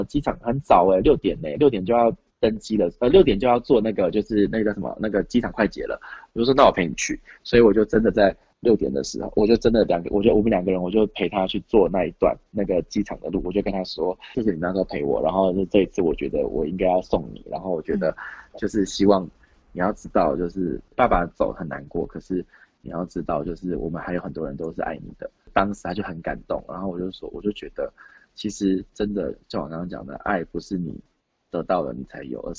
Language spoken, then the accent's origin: Chinese; New Zealand; 因为我的小时候在纽西兰读书，所以我就有一次买咖啡